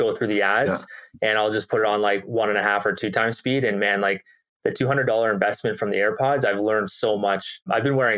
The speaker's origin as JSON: {"language": "English", "town": "Burlington", "region": "Ontario", "country": "Canada", "tie": "born or raised there", "said": "Mine is Burlington Hospice, and that's in my hometown"}